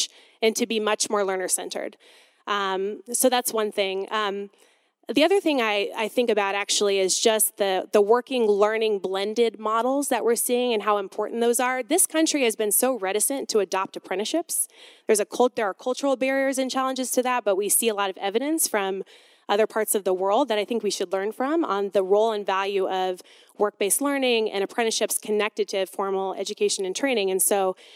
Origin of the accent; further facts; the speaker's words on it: Detroit, Michigan, United States; I'm from Detroit, Michigan.